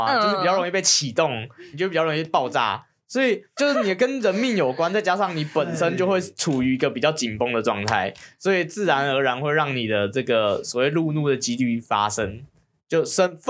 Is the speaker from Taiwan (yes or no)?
yes; Taiwan; born there; 我到底犯了什么孽？我会出？我会出生在这个地方？